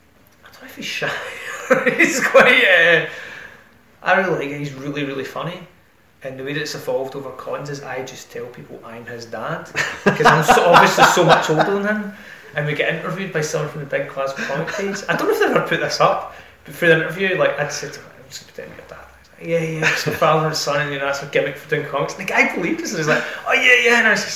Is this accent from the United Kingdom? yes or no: yes; Ayrshire, Scotland, United Kingdom; also born or lived in Cardiff / Manchester; We're also both from Ayrshire